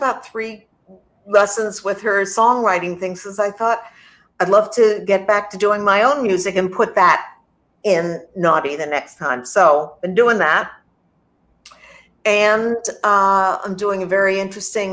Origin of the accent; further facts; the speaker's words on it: New York, United States; growing up in New York